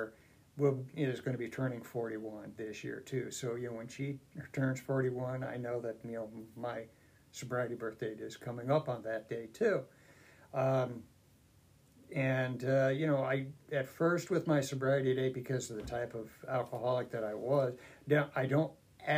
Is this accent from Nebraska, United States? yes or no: yes; Lincoln, Nebraska, United States; I was born and raised here in Lincoln